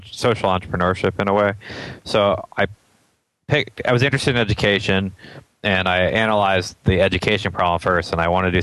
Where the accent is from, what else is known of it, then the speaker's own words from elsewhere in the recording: Atlanta, Georgia, United States; I grew up in East Cobb, and I went to the East Cobb Middle School and then the Walker School for high school.